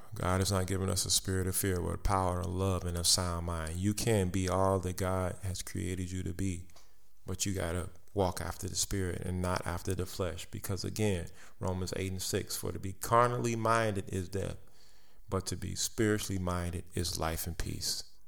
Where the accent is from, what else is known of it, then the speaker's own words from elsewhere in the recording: United States; I am an American. I live in this country